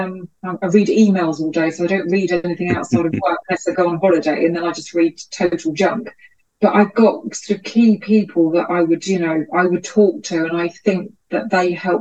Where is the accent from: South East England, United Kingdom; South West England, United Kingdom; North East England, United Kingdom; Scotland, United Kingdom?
Scotland, United Kingdom; Glasgow; I am indeed Scottish. I was born in Glasgow